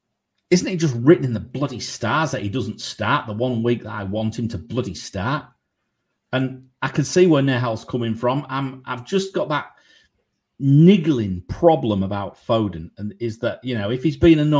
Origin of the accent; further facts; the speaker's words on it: San Antonio, Texas, United States; I used to live in Dallas, Texas, and I'm from San Antonio.